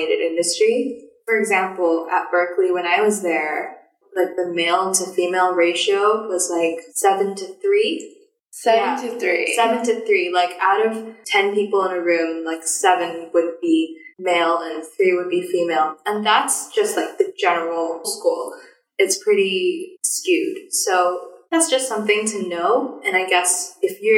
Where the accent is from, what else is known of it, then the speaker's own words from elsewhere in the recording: Singapore; now in Hong Kong; I'm Singaporean